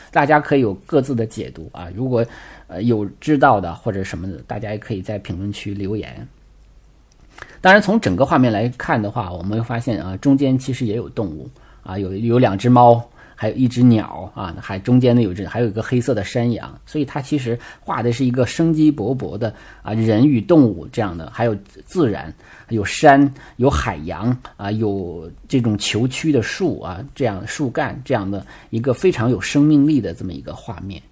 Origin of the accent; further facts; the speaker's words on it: China; 对我们中国人来讲